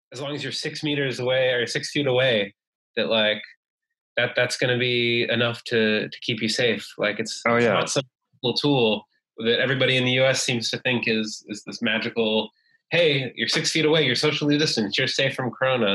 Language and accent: English; United States; moved away as an adult; also born or lived in China; now in Hanoi, Vietnam; I am an American uh, living in Vietnam.